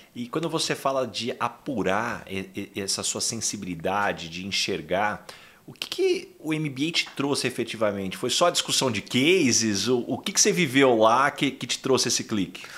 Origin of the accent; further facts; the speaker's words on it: São José do Rio Preto, São Paulo, Brazil; eu sou de São José do Rio Preto